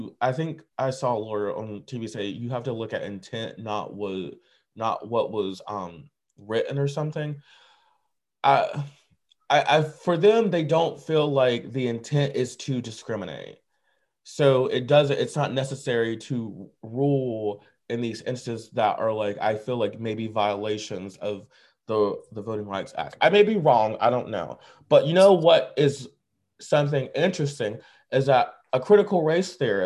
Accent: United States; as an American

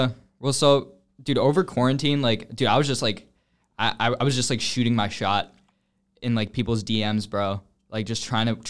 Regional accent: Atlanta, Georgia, United States; And I'm from North Atlanta.

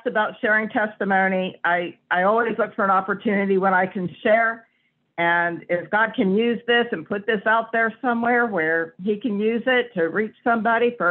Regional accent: Johnstown, Pennsylvania, United States; I was born in Johnstown, Pennsylvania. It's in the western part of Pennsylvania. I am a coal miner's daughter. I grew up in a middle-class neighborhood

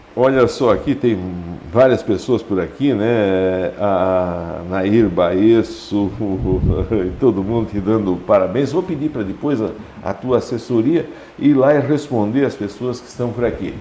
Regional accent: Brazil; Lá no São Miguel, onde eu nasci

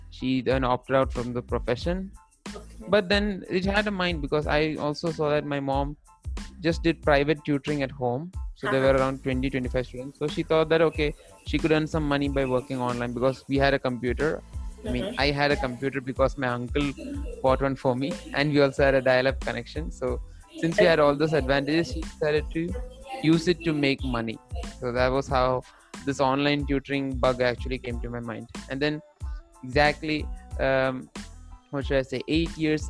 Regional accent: Kerala, India; also born or lived in Qatar; I'm from Kerala.

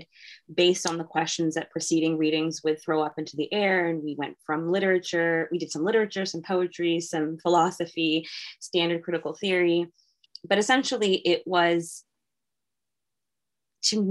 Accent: Arlington, Massachusetts, United States; I'm from Arlington, Massachusetts

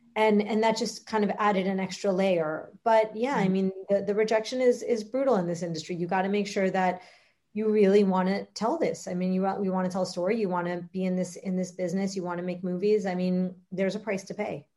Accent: Miami, Florida, United States; also born or lived in Boston; My, my, parents were immigrants here from from Uruguay, and I grew up in Miami my whole life

